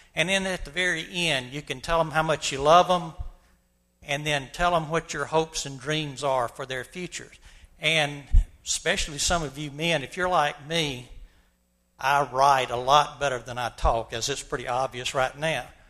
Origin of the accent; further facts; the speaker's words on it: Montgomery, Alabama, United States; my experiences growing up in Montgomery, Alabama during the 1950s and 60s.